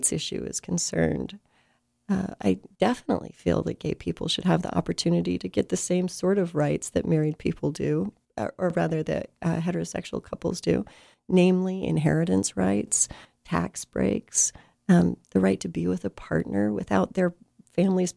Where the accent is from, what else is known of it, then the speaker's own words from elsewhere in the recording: Salt Lake City, Utah, United States; I grew up in Salt Lake City